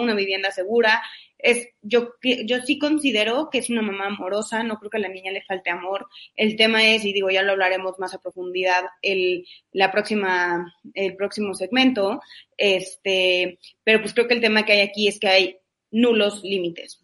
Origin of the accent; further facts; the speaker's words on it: Mexico; siendo mexicanos